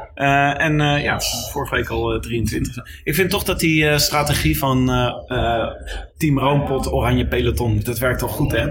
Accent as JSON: {"language": "Dutch", "town": "Leiden", "region": "South Holland", "country": "Netherlands", "said": "ik kom zelf uit Leiden."}